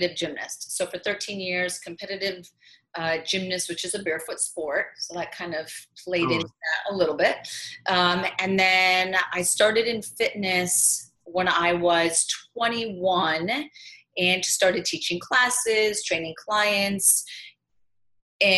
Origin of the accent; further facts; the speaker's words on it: Midwest, United States; moved away as an adult; also born or lived in Manhattan, New York; now in New York City, United States; I'm from the Midwest